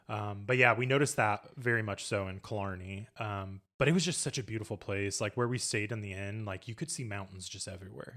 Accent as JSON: {"language": "English", "town": "Indianapolis", "region": "Indiana", "country": "United States", "said": "we're from Indianapolis, we're from Indiana"}